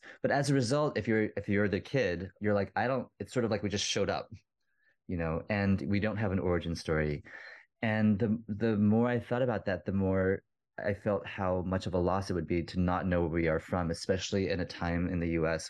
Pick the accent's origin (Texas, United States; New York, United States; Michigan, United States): Texas, United States; the songwriter side of me, the part I grew up in Texas with, like all the songwriters I listened to, the people I would see live a lot, because if you're in Houston or Austin